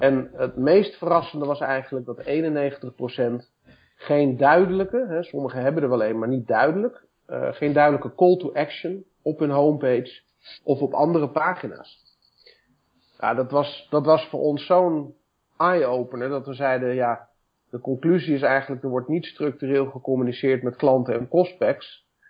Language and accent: Dutch; Woudenberg, Utrecht, Netherlands; also born or lived in Amersfoort / Leusden; geboren in Amersfoort, getogen in Woudenberg